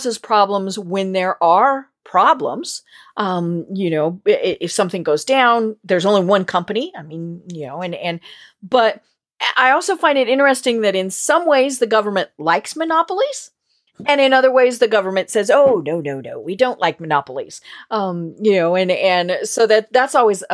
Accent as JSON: {"language": "English", "region": "Colorado", "country": "United States", "moved": "yes", "lives_now": "Atlanta, United States", "said": "I'm from Colorado"}